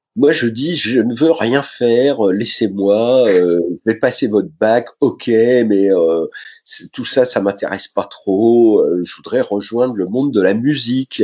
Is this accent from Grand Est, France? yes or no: yes; Sainte-Menehould, Grand Est, France; also born or lived in Châlons-en-Champagne; je suis né dans la Marne, à Sainte-Menou